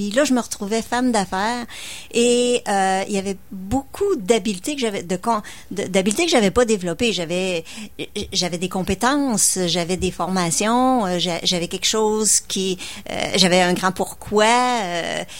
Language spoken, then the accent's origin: French; Lévis, Quebec, Canada; Et moi, je suis de Lévis, juste en face.